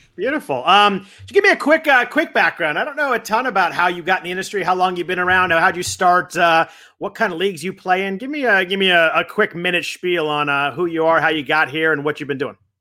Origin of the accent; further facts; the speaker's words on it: California, United States; growing up in California